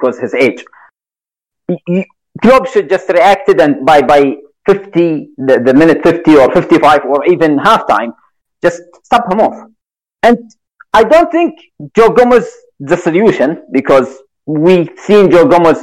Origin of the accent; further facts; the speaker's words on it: Saudi Arabia; I'm from Saudi Arabia, so I'm Arabic.